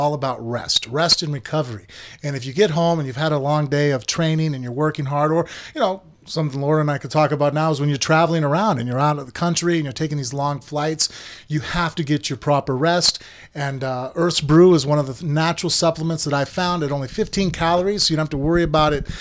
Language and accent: English; Las Vegas, Nevada, United States; born and raised in Vegas